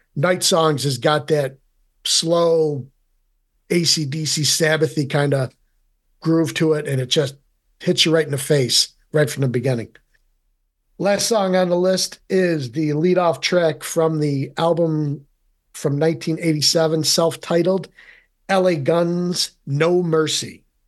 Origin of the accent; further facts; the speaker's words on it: Rome, New York, United States; being from central New York, I am originally from Rome